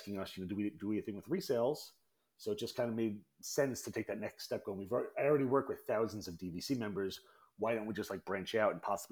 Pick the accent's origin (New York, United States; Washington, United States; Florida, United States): New York, United States; Long Island; I was born and raised in Long Island